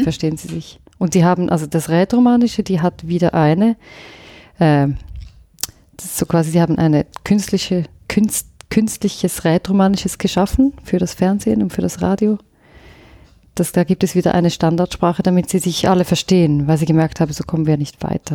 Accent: Thurgau, Switzerland; accent: Thurgau German; first language Swiss German; moved away; also born or lived in Lucerne / London / Vienna; wo ich, wo ich aufgewachsen bin. Ich bin ja nicht aus der Innerschweiz, sondern ich komme aus der Gren von der Grenze

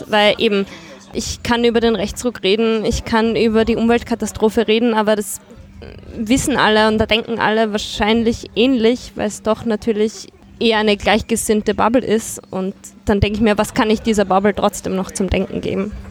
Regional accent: Graz, Styria, Austria; weil ich eben auch aus Graz komme, beziehungsweise im, bei meiner Großmutter auch aufgewachsen bin in der Steiermark.

